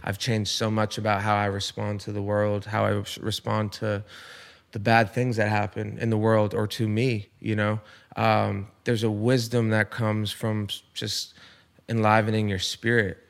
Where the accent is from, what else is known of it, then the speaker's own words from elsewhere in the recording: Rhode Island, United States; moved away; I'm from Rhode Island